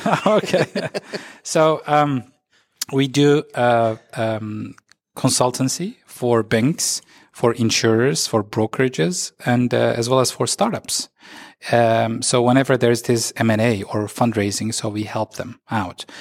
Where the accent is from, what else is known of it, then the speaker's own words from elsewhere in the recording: Turkey; also born or lived in Istanbul; I'm, uh, based in Istanbul. I'm from Turkey.